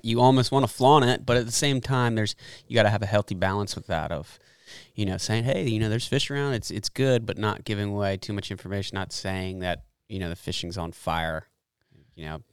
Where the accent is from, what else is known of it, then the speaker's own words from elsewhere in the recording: Annapolis, Maryland, United States; moved away as an adult; I'm originally from the Chesapeake Bay area up in Annapolis